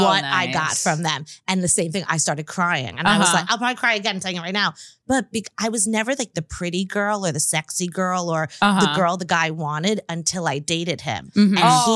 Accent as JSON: {"language": "English", "area": "Long Island", "region": "New York", "country": "United States", "tie": "born or raised there", "said": "I grew up in Long Island where everyone was a size zero."}